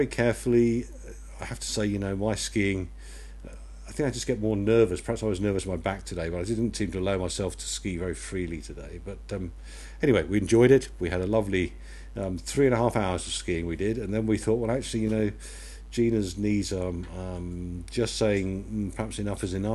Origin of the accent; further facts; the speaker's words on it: Yeovil, South West England, United Kingdom; we're from Yeovil in Somerset